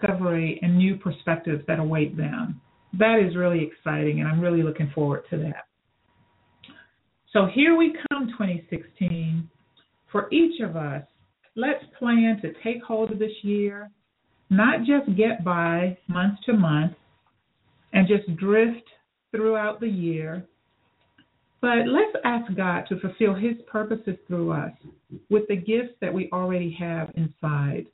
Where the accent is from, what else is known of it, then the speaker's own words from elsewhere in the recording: Phenix City, Alabama, United States; Phoenix City, Alabama, my hometown as well